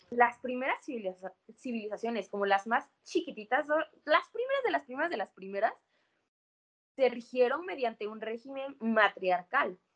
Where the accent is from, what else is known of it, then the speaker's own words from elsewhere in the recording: Oaxaca, Mexico; soy de Oaxaca